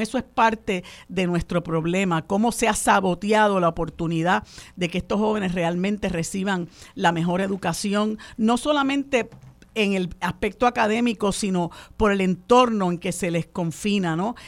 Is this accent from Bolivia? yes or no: no; Puerto Rico